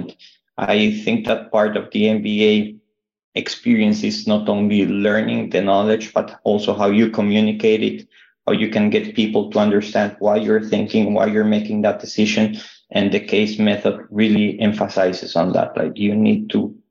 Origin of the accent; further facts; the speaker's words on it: Bogota, Colombia; moved away as an adult; now in Charlottesville, United States; I'm from Colombia in South America. I also come from a big city, not as big as Kuala Lumpur, but Bogota